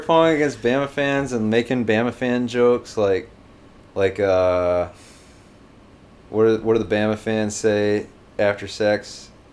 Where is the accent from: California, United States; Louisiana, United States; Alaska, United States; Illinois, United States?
Louisiana, United States; Baton Rouge; also born or lived in New Orleans; I grew up in Baton Rouge. Um, lived in New Orleans for a little while while I was a kid, and moved here after Katrina, and pretty much just lived in Baton Rouge ever since